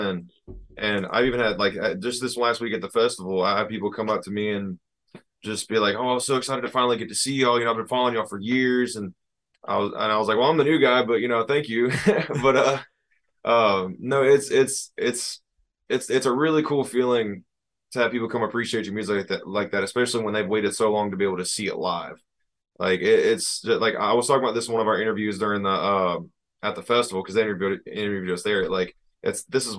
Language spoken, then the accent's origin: English; Ocean Springs, Mississippi, United States; I was born down here in Ocean Springs.